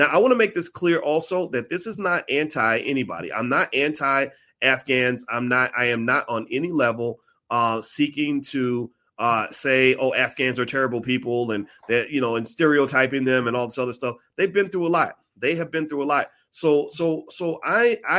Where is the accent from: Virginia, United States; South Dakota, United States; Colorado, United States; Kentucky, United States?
Kentucky, United States; now in Illinois, United States; Kentucky, my home state